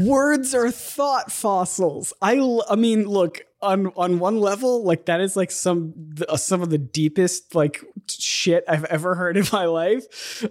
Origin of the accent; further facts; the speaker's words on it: United States; being an American where my, uh, foreign language credit in high school was computers